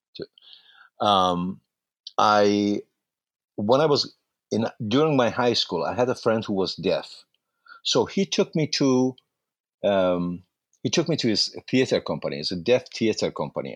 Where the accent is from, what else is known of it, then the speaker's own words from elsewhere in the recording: Mashhad, Razavi Khorasan, Iran; English is a second language; moved away as an adult; now in United States; I was born in Mashhad, Iran